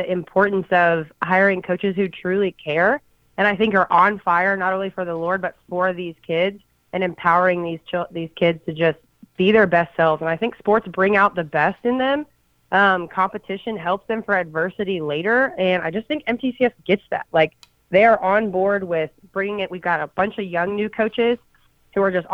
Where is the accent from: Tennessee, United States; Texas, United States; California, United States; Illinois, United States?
Tennessee, United States; Brentwood; also born or lived in Australia; I grew up in Middle Tennessee. I'm from Brentwood.